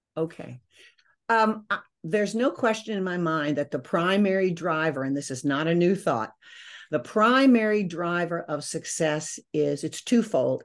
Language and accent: English; Maryland, United States; moved away as an adult; also born or lived in Virginia / New York City; I grew up in Maryland